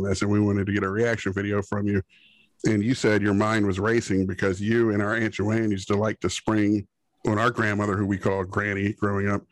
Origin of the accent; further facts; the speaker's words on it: Cheverly, Maryland, United States; I was born in Cheverly, Maryland, technically, in my birth certificate.